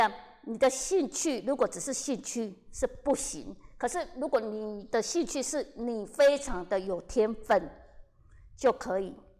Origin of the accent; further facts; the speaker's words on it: Kaohsiung, Taiwan; 因为我是高雄的舞台剧演员，没有人认识，所以我一定要到台北